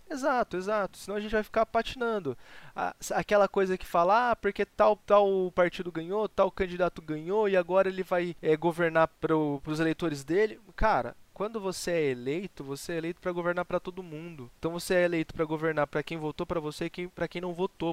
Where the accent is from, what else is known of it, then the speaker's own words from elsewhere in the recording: Brazil; Eu sou muito brasileiro